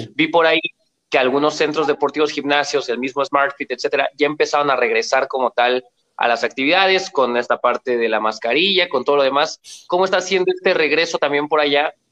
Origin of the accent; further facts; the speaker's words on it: Mexico; aquí en mi país, en México